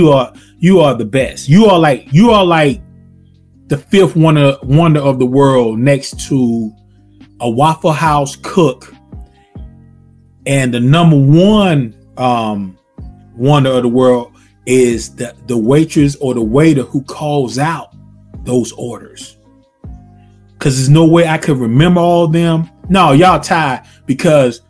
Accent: the South, United States; Born and raised in the South. I've been in the South all my life

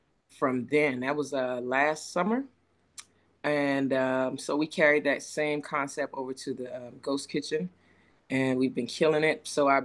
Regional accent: Charleston, South Carolina, United States; I am originally from Charleston. Let's see, Army veteran.

